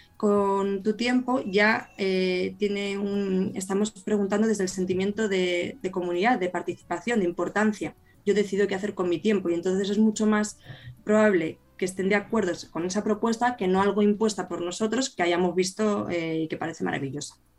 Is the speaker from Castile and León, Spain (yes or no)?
yes; Burgos, Castile and León, Spain; yo que soy de Burgos